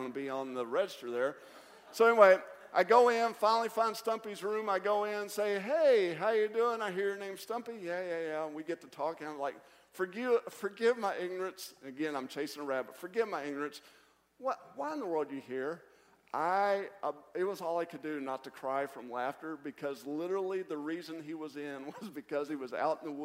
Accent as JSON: {"language": "English", "region": "Kentucky", "country": "United States", "moved": "as an adult", "lives_now": "South Carolina, United States", "said": "I'm from Kentucky, too."}